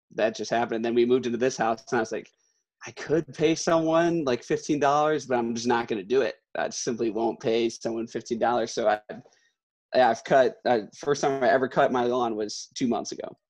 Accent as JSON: {"language": "English", "town": "Glen Ellyn", "region": "Illinois", "country": "United States", "tie": "born or raised there", "said": "growing up in Glen Ellen, right. um, and like Weeden area"}